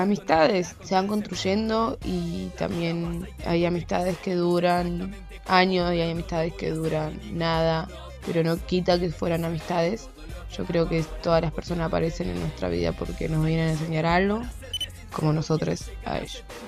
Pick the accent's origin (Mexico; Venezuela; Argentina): Argentina; Venado Tuerto, Santa Fe; now in Rosario, Argentina; soy de Venado Tuerto, vivo en Rosario